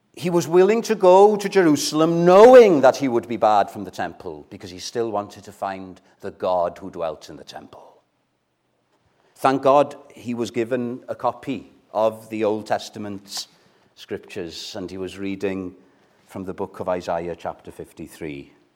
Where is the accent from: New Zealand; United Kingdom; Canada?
United Kingdom; Wales; first language Welsh; English is a second language; My first language is Welsh, right? So I struggle with English sometimes